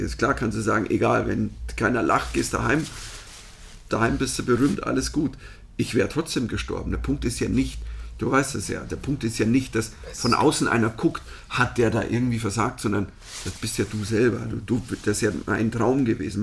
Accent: Germany; moved away as an adult; also born or lived in New York; Ich bin Deutscher, ich bin hier

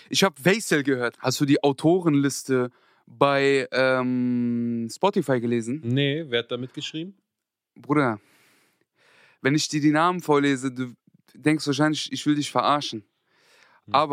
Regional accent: Frankfurt, Hesse, Germany; ich komme sogar aus Griesheim, Niederrad, ich weiß gar nicht, Frankfurt, Südwest.

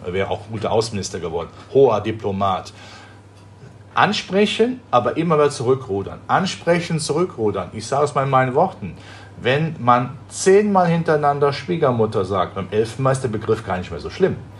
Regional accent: Rhineland, Germany; Ich komme ja aus dem Rheinland, da spricht man ja von der Wupper

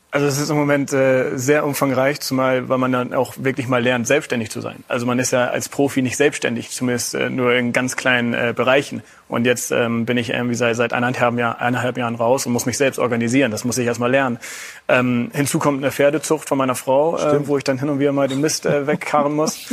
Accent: Hamburg, Germany; moved away; also born or lived in Bremen; beim HSV, das ist meine Geburtsstadt. Das ist der Verein, mit dem ich mich eigentlich von klein auf äh, identifiziert habe

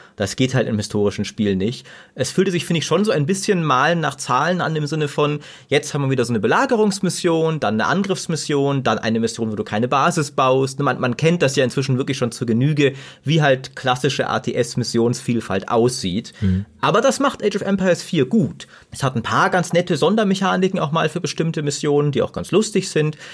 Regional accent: Germany; wir als Deutsche

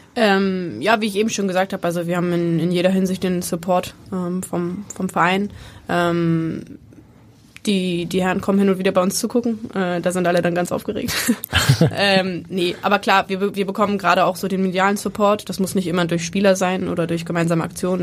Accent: Bremen, Germany; moved away as an adult; now in Hamburg, Germany; ich bin gebürtige Bremerin, ich habe 25 Jahre in Bremen gelebt.

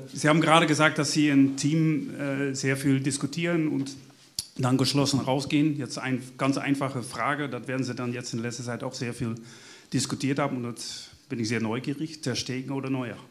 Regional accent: Netherlands; German is a second language; moved away; dass mein Akzent mich verrät, sage ich es mal sofort, ich komme aus Holland.

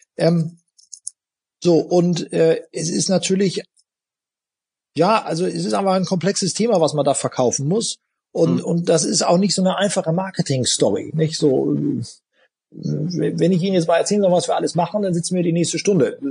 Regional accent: Buxtehude, Lower Saxony, Germany; Aber ich bin eben in dem Unternehmen aufgewachsen, auf dem Fabrikhof, da war mein äh, Familienhaus, da haben wir gelebt und gewohnt und es war natürlich für uns ein riesiger Spielplatz, diese Fabrik, äh, in der wir da aufgewachsen sind, hier in Buxtehude

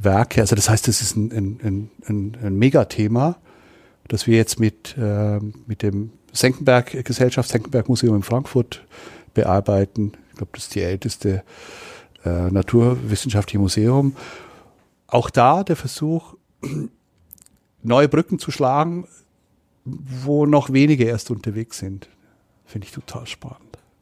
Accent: Switzerland; now in Nuremberg, Germany; Ich bin Schweizer, ich habe auch Migrationshintergrund

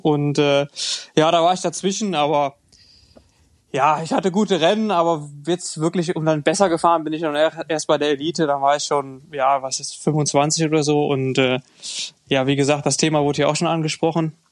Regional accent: Germany; Nee, als Deutscher vielleicht nicht, aber ähm, ja, hier in Grenznähe kann man das noch, äh, kann man das noch äh, gelten lassen.

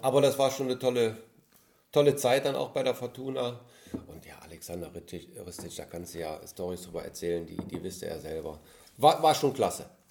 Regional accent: Mönchengladbach, North Rhine-Westphalia, Germany; als gebürtiger Gladbacher

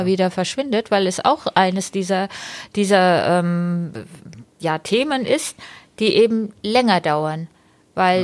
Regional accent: Berlin, Germany; als ähm, Berlinerin

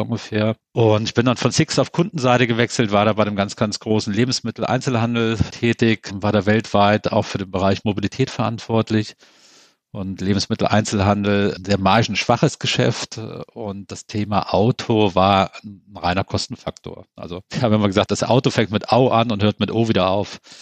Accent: Central Germany, Germany; da, wo ich herkomme, aus der Mitte von Deutschland, da sagt man auch jedem Tierchen sein Pläsierchen

